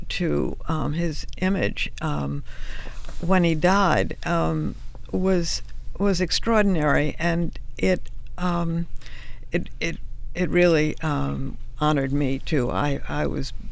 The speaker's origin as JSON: {"language": "English", "town": "Washington", "region": "District of Columbia", "country": "United States", "said": "I was from Washington"}